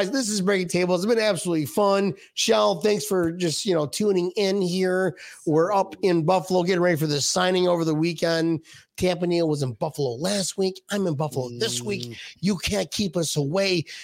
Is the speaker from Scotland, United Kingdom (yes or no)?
yes; Scotland, United Kingdom; I'm from Scotland, helping Scotland.